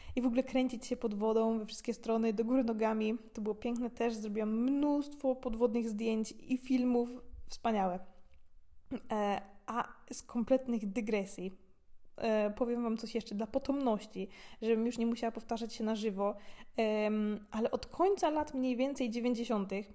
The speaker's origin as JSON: {"language": "Polish", "town": "Gorzów Wielkopolski", "region": "Lubusz Voivodeship", "country": "Poland", "tie": "born or raised there", "moved": "as an adult", "lives_now": "Austria", "said": "u mnie w Gorzowie są takie duże górki, jedna z blisko szpitala koło Kastoramy"}